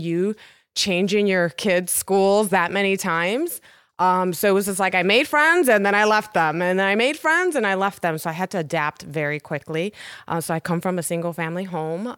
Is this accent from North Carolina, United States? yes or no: no; Chicago, Illinois, United States; also born or lived in Hartford, Connecticut; I'm a Chicago native